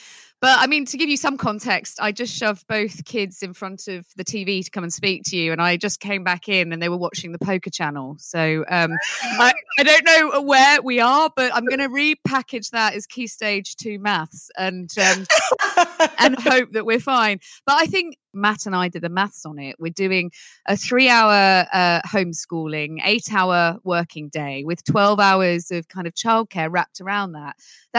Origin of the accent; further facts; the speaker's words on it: Netherlands; I actually grew up speaking English and Dutch, and my Dutch accent was really strange. So I was always the odd one out there, but the odd one out in Holland is very celebrated.